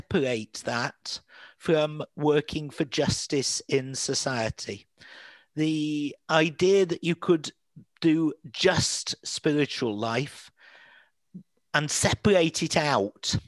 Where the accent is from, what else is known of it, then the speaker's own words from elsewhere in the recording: Manchester, North West England, United Kingdom; moved away as an adult; also born or lived in Diocese of Bangor, Wales; I'm from Manchester originally and couldn't speak Welsh for the first half of my life